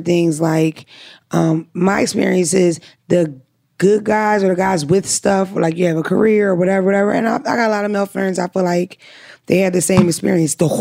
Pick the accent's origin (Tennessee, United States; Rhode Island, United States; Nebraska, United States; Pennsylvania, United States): Pennsylvania, United States; Philadelphia; I'm from North Philly. This is who I am